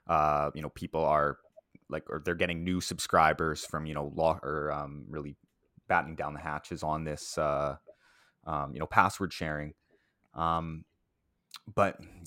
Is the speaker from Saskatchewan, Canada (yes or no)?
yes; Saskatoon, Saskatchewan, Canada; born or raised there; moved away